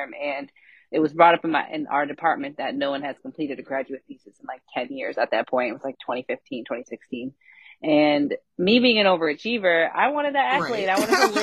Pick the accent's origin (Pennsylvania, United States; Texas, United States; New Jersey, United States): Pennsylvania, United States; Scranton; I was born and raised here in the city of Scranton